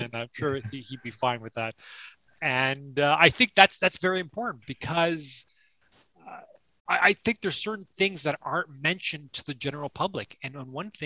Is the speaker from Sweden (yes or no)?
no; Toronto, Ontario, Canada; now in Kingston, Canada; I'm born and raised in Toronto. I live in Kingston.